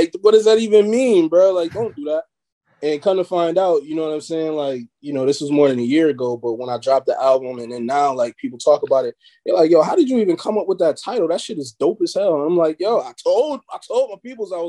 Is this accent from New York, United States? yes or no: yes; Buffalo, New York, United States; I'm from the East Side.